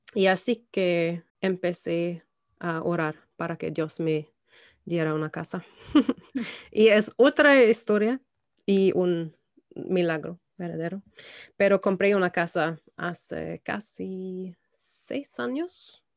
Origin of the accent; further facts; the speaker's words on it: Germany; Spanish is a second language; moved away as an adult; also born or lived in London; now in Belfast, United Kingdom; crecí en Alemania y viví eh, allá hasta los 22 años.